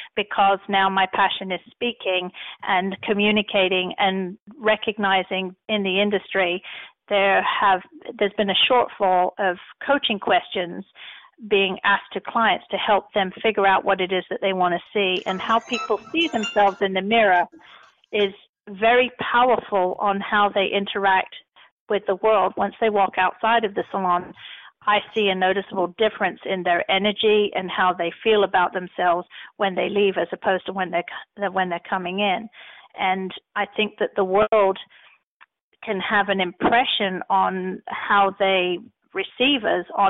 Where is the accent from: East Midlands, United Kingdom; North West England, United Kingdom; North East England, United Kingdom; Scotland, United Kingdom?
East Midlands, United Kingdom; Nottingham; moved away as an adult; now in United States; I was born in Nottingham, England, and in 1983, I dropped my plans to become a history teacher and left my college behind